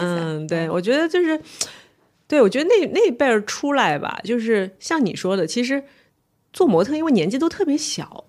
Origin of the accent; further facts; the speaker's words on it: Shanghai, China; 我是上海人